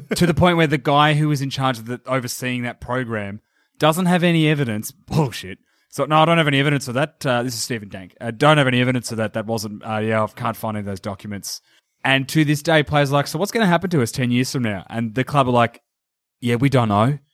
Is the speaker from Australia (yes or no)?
yes; Geelong, Victoria, Australia; accent: Australian; I'm from Geelong